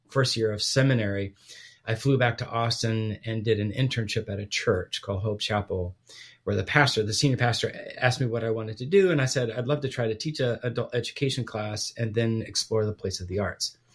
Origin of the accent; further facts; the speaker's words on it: Guatemala; Yes, so I was born and raised overseas